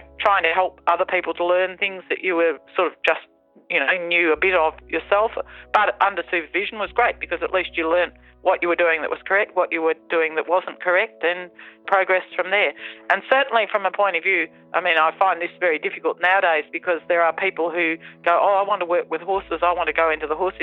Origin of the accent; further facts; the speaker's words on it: Victoria, Australia; also born or lived in England; I came from England when I was three, and I can remember horses in the racing stables before I actually came to Australia